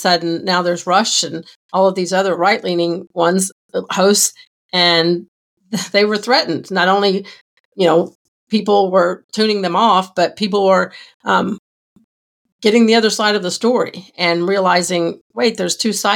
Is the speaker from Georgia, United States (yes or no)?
yes; Georgia, United States; I grew up in Georgia, and Zell Miller was the governor when I was a kid